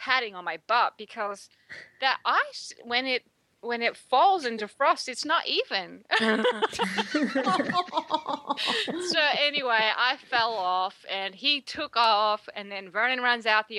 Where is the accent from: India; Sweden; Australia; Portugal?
Australia; now in Texas, United States; I'm from Australia